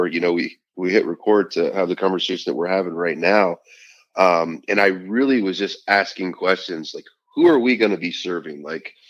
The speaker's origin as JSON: {"language": "English", "region": "Midwest", "country": "United States", "moved": "yes", "lives_now": "Southern California, United States", "said": "I'm from the Midwest"}